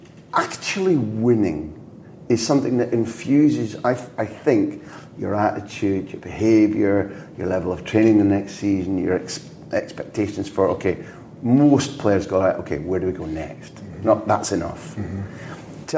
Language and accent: English; Scotland, United Kingdom; even as a Scot